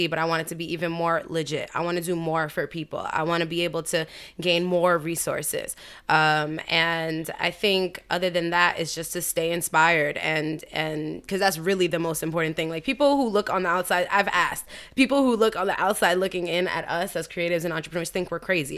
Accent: New York, United States; as a New Yorker

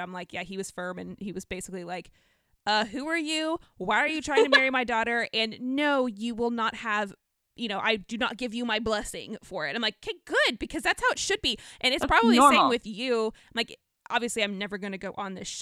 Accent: the South, United States; we're both from the South

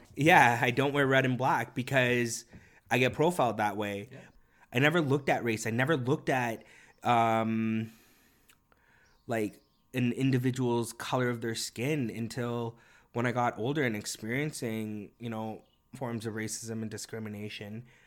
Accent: Toronto, Ontario, Canada; first language Korean; English is a second language; moved away

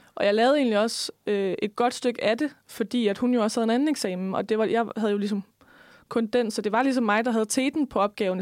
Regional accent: West Jutland, Denmark; jeg er også en vestjyde

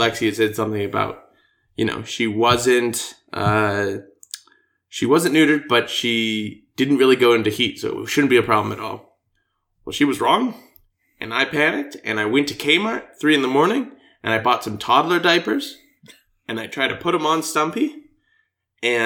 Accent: United States

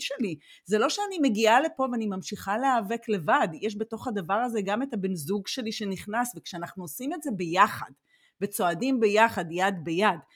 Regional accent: Israel; moved away as an adult; אני חוזרת לישראל

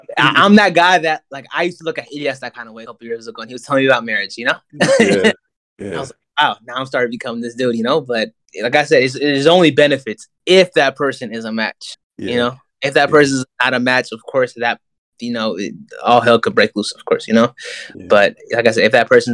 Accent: the Bay, California, United States; I'm just born and raised in the Bay and I've lived in a bubble my whole life.

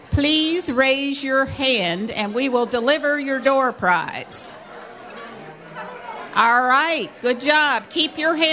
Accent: New York, United States; from New York

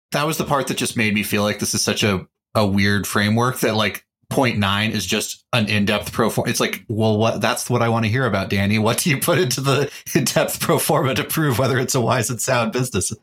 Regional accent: Texas, United States; I am a Texan

